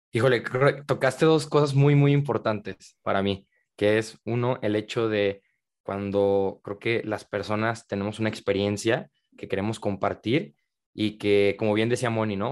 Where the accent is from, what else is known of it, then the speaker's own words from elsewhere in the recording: Guadalajara, Jalisco, Mexico; yo soy de Guadalajara, en la tierra del el tequila